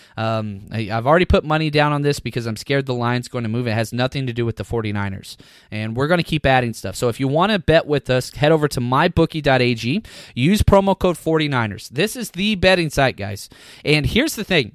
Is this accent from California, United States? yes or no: no; Dallas, Texas, United States; I'm from Dallas